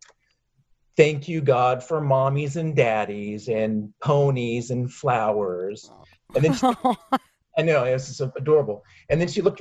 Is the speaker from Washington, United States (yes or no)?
yes; Seattle, Washington, United States; We lived up in Seattle